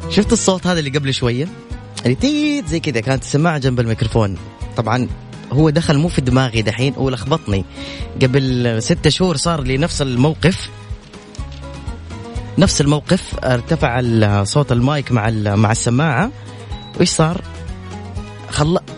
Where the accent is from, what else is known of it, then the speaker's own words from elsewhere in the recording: Aleppo, Aleppo Governorate, Syria; now in Jeddah, Saudi Arabia; انا سوري بس آه، مقيم بجده من جديد